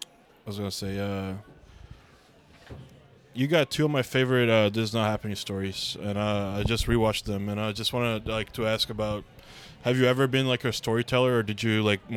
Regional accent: Brazil; also born or lived in Atlanta; now in United States; I grew up in Brazil, so it's kind of different from everything in America, too

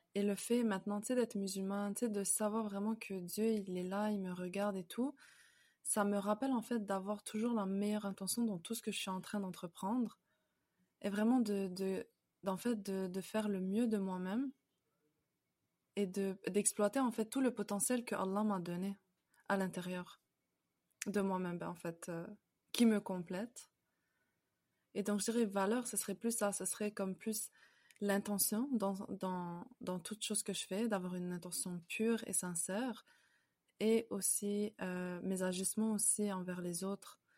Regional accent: Canada; also born or lived in France; je suis née en France, mais on a on a emménagé au Canada, on a déménagé au Canada. J'avais environ 5 ans, donc euh, j'ai quasiment fait ma vie ici en fait au Canada

